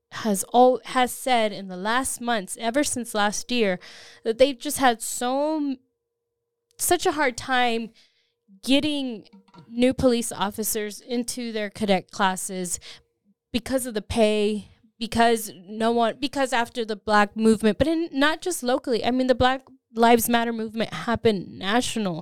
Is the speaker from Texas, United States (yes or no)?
yes; Austin, Texas, United States; I grew up in Austin